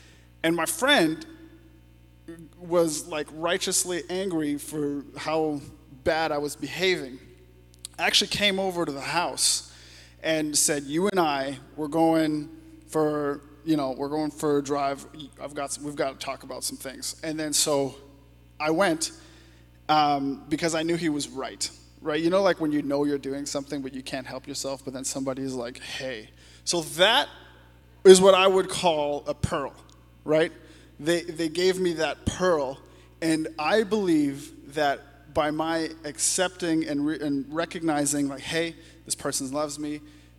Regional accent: Canada; as a Canadian

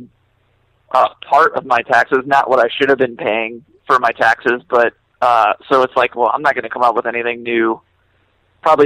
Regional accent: Florida, United States; moved away as an adult; also born or lived in New York; when I moved back to Florida, because I'm from Florida, I moved to New York to work for Merch Now and Equal Vision

